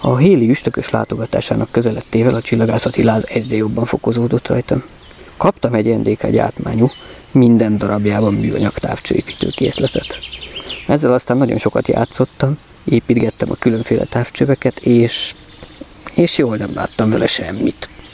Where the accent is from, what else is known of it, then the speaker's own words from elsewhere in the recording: Budapest, Hungary; itt lent a földön Budapesten kiderült, csípőficamban születtem